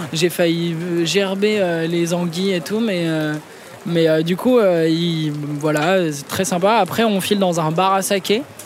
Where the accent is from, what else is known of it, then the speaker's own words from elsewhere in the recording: Clamart, Île-de-France, France; also born or lived in Rambouillet; je suis né à Clamart